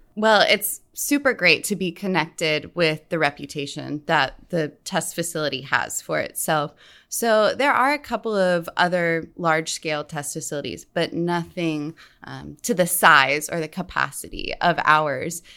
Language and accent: English; West Virginia, United States; I grew up in West Virginia